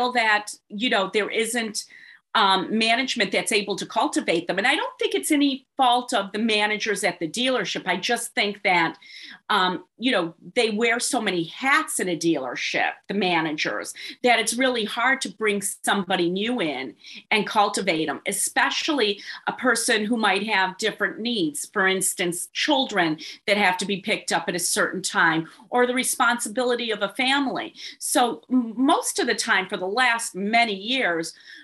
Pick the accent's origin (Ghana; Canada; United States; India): United States; Detroit, Michigan; I grew up in Detroit, Michigan